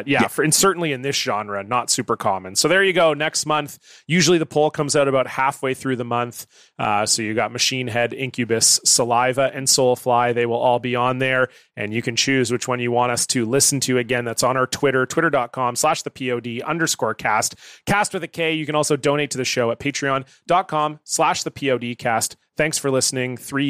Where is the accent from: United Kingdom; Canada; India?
Canada; Oh, Brian, I love that song, but I'm Canadian.